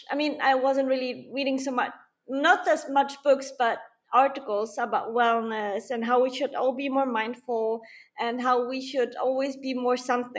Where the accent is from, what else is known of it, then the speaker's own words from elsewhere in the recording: Poland; also born or lived in Canada / Germany; now in Netherlands; No, actually, I'm originally from Poland.